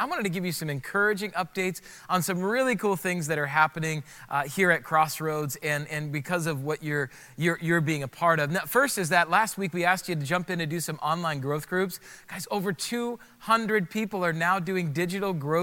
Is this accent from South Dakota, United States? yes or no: yes; South Dakota, United States; moved away; I grew up in South Dakota